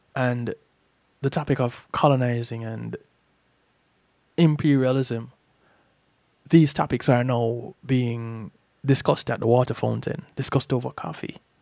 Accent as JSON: {"language": "English", "country": "Jamaica", "said": "I'm from Jamaica"}